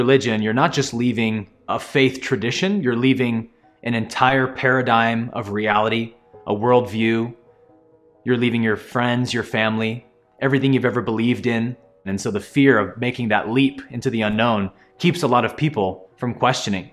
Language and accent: English; Bay Area, California, United States; I grew up in the Bay Area of California as a pastor's son